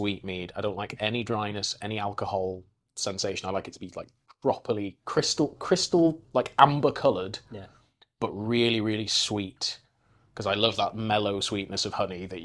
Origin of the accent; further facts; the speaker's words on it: Welsh, Wales, United Kingdom; I'm Welsh